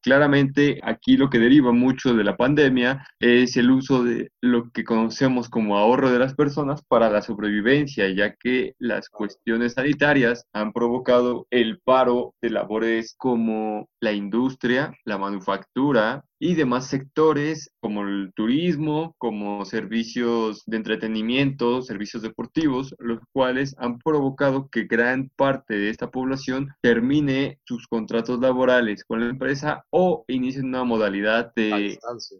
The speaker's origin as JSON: {"language": "Spanish", "country": "Mexico", "said": "podamos crecer como sociedad mexicana"}